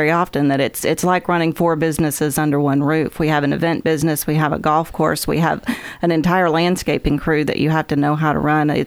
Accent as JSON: {"language": "English", "town": "Huntsville", "region": "Alabama", "country": "United States", "tie": "born or raised there", "said": "Um, I grew up in Huntsville mostly. I was an Army brat, so we moved around a little bit, settled in Huntsville."}